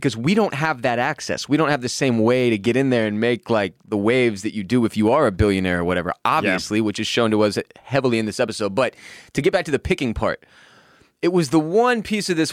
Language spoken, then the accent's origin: English; United States; as the American people